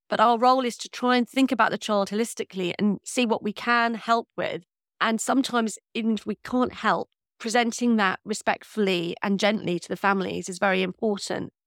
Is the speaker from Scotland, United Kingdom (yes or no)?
no; London, United Kingdom; also born or lived in Birmingham / Central Australia / South India; I'm from North London